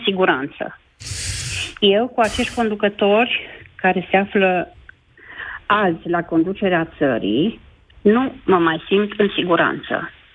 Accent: Baia Mare, Maramureș County, Romania; sunt din Baia Mare

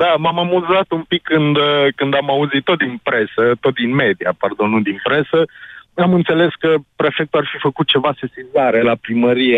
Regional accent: Sfântu Gheorghe, Covasna County, Romania; ca locuitor al orașului Sfântul Gheorghe, născut, crescut aici în oraș

